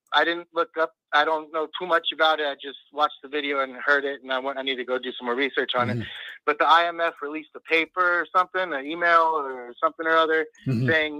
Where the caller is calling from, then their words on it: Pacoima, California, United States; from Pacoima, California.